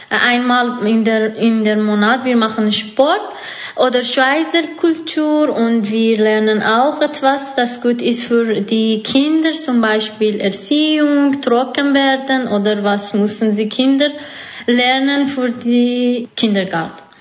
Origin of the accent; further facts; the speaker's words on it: Iran; now in Switzerland; ich komme aus dem Iran.